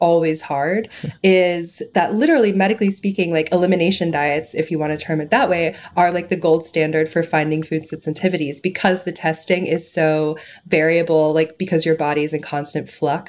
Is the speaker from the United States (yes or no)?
yes; Chattanooga, Tennessee, United States; I'm from Chattanooga